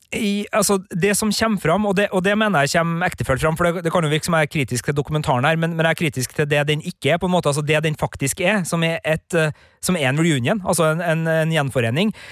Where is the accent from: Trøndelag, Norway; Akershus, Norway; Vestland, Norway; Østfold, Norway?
Trøndelag, Norway; Klæbu; moved away; hjemme i Klæbu